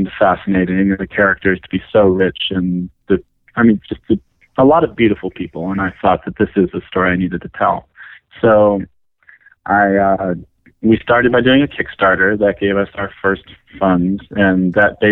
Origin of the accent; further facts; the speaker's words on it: Detroit, Michigan, United States; moved away; And it reminded me of home. I'm from Detroit